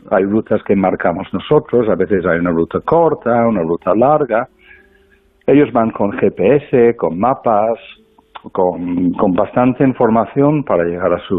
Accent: United Kingdom; now in Spain; yo mismo soy británico.

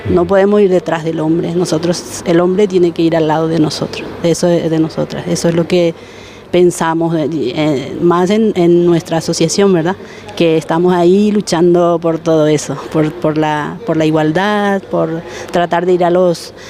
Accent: Paraguay; moved away as an adult; now in Spain; hasta hoy día no se ha dado en mi país

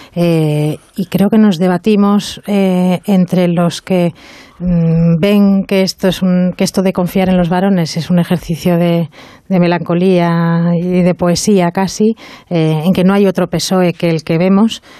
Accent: Bilbao, Basque Country, Spain; Soy de Bilbao.

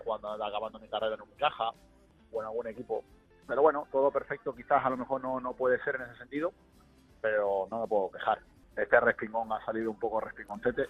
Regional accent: Málaga, Andalusia, Spain; moved away as an adult; also born or lived in South America; now in Hungary; Soy demasiado malagueño, pero universal

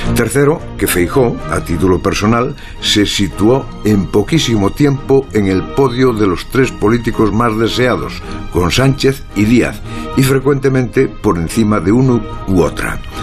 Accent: Galicia, Spain; ya estamos los gallegos

